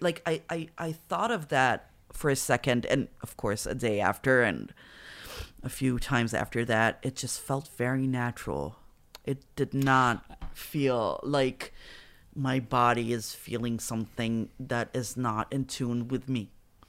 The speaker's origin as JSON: {"language": "English", "town": "Petah Tikva", "region": "Central District", "country": "Israel", "said": "I'm from Petah Tikva, so they're everywhere."}